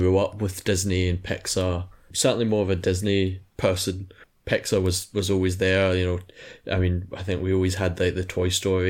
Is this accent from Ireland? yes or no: no; Scotland, United Kingdom; I'm Scottish